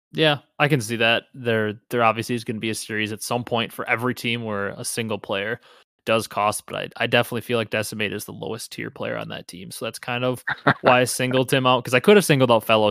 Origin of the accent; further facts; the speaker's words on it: Wisconsin, United States; I'm from Wisconsin